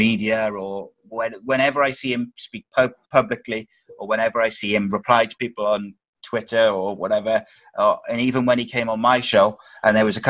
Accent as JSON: {"language": "English", "region": "Wales", "country": "United Kingdom", "said": "as a Welshman"}